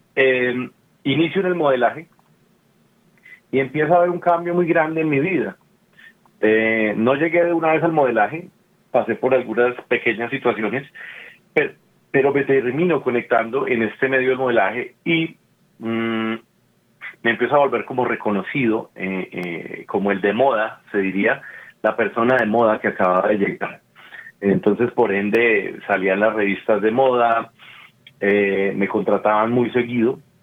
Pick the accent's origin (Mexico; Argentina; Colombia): Colombia; soy actor colombiano, tengo 42 años.